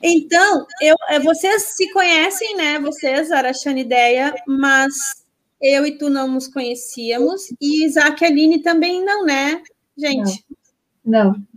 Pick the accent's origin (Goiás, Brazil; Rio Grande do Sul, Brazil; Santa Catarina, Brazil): Santa Catarina, Brazil; moved away as an adult; also born or lived in Florianópolis; now in Guaíba, Brazil; eu não sou daqui, eu sou de Santa Catarina. Aí eu fui para Florianópolis para estudar